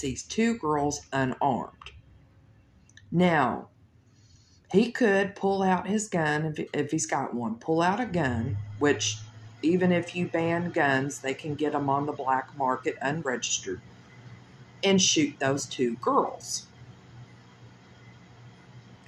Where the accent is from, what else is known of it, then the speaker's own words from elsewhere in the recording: Louisville, Kentucky, United States; I come from Louisville, Kentucky